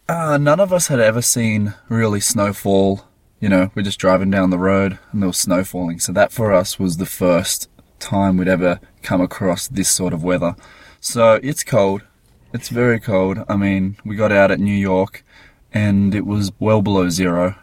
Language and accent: English; Gold Coast, Queensland, Australia; We're from the Gold Coast